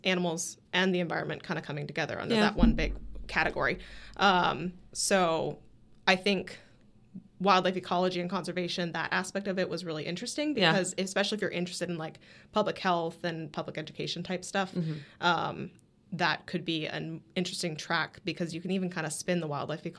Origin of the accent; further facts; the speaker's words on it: New Hampshire, United States; born there; also born or lived in California; now in St. Augustine, United States; Okay, so I was born in New Hampshire. Lived in California for a while as a kid, but I've been living in St. Augustine, Jacksonville, Florida for the last like 15 years